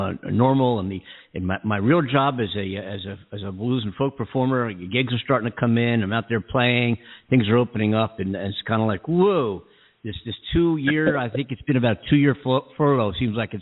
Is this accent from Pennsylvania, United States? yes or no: yes; Philadelphia, Pennsylvania, United States; now in Los Angeles, United States; I'm from Philly